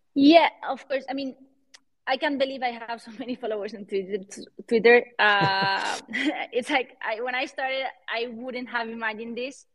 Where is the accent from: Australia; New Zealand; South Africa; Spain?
Spain; Valencia, Valencian Community; accent: Spanish; English is a second language; also born or lived in London / Miami / Switzerland; now in Madrid, Spain; I'm from Valencia, but I live in, in Madrid.